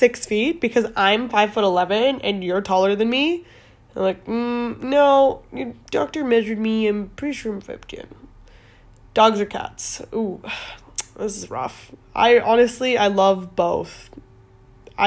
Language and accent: English; Calgary, Alberta, Canada; also born or lived in Edmonton; now in London, United Kingdom; I was born in Edmonton, technically. Moved to Calgary when I was 1